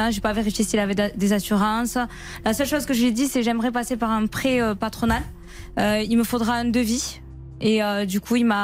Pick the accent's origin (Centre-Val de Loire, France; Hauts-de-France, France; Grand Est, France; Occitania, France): Occitania, France; Mazamet; je suis de Mazamé